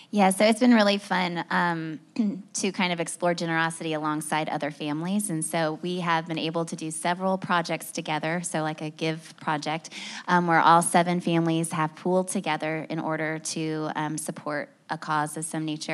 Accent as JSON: {"language": "English", "region": "Indiana", "country": "United States", "tie": "born or raised there", "also_born_or_lived": "Boston / Chicago", "moved": "yes", "lives_now": "Nashville, United States", "said": "We lived in Boston and Chicago before that, born and raised in Indiana"}